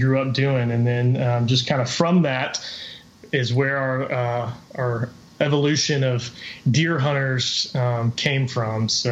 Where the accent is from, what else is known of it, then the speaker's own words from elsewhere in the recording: Atlanta, Georgia, United States; now in Athens, United States; I grew up right outside of Atlanta